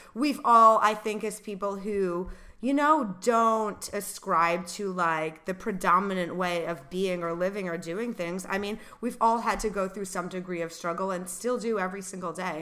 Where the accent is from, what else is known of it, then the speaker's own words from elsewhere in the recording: Rhode Island, United States; moved away; Same for me in Rhode Island